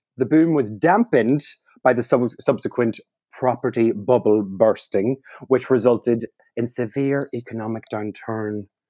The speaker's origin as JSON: {"language": "English", "area": "Donegal", "region": "Ulster", "country": "Ireland", "moved": "yes", "lives_now": "London, United Kingdom", "said": "I am a comedian, improviser, comedy writer, originally from Donegal, but now residing in lovely London town."}